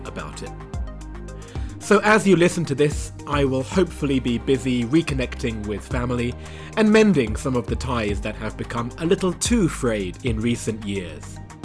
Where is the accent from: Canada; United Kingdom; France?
United Kingdom; moved away as an adult; now in China; being back in my home country of the U K for the first time in four years